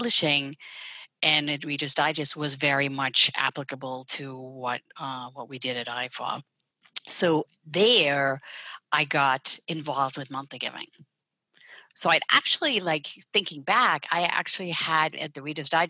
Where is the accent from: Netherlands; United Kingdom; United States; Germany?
Netherlands; moved away; I'm Dutch. So I was born and raised there